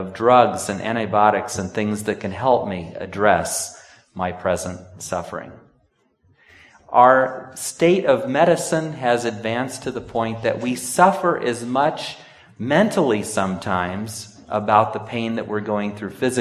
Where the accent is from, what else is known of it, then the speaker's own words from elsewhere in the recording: Sonora, California, United States; moved away; One of my best friends growing up in Sonora